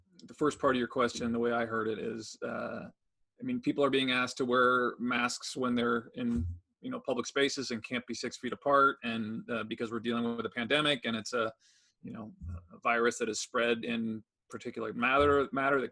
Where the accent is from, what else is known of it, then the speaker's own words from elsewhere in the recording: United States; as Americans